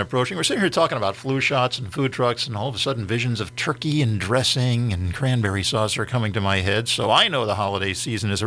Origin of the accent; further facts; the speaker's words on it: Philadelphia, Pennsylvania, United States; moved away as an adult; now in East Texas, United States; When I was growing up in Philadelphia, going to college at Temple University back 40, 45